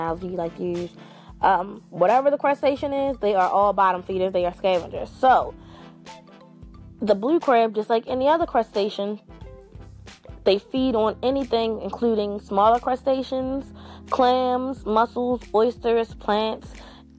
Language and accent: English; Maryland, United States; my home state.